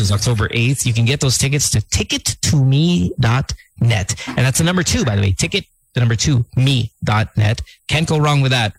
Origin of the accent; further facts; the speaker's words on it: Manila, Metro Manila, Philippines; I'm from Manila